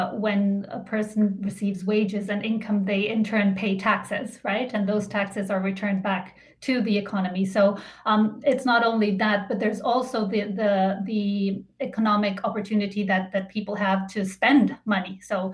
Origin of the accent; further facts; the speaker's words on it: Colombia; now in Canada; I am an immigrant myself. I came to Canada from Colombia with my family in 2001.